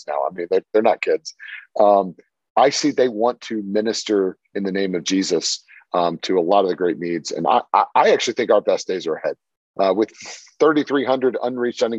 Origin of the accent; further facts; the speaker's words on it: Washington, District of Columbia, United States; I grew up in Washington, D.C.